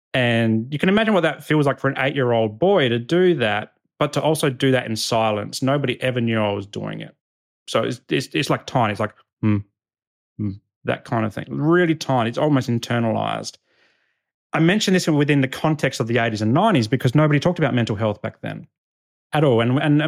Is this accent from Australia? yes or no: yes; Adelaide, South Australia, Australia; this is kind of like the persona that I took on as a young boy growing up in Northern Adelaide.